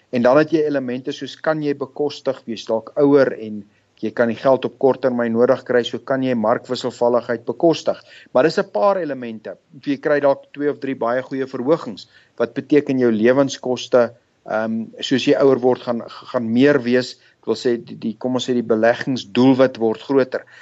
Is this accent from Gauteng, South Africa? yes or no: yes; Pretoria, Gauteng, South Africa; moved away as an adult; also born or lived in London / Zurich; now in Johannesburg, South Africa; Wel ek het groot geword in Pretoria. Ek het daar skool gegaan.